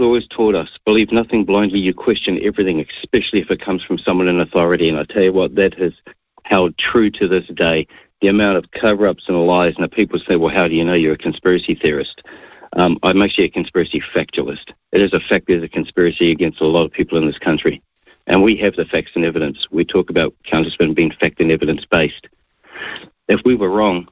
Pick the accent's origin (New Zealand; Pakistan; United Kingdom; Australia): New Zealand; Auckland; Born, bred, and raised in South Auckland, in Mangere.